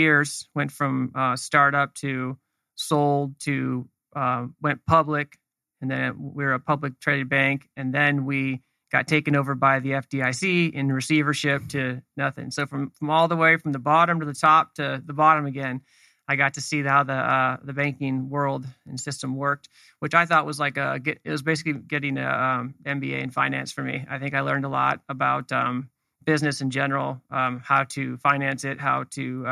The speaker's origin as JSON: {"language": "English", "town": "Los Gatos", "region": "California", "country": "United States", "tie": "born or raised there", "also_born_or_lived": "North Dakota", "said": "I grew up in Northern California, up in the mountains of Santa Cruz Mountains. It's in between San Jose and the beach, basically. Town's called Los Gatos"}